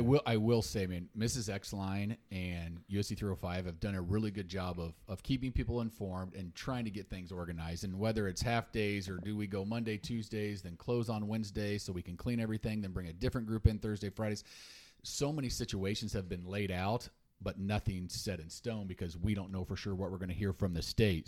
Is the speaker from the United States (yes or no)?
yes; Salina, Kansas, United States; I grew up in Salina till eighth grade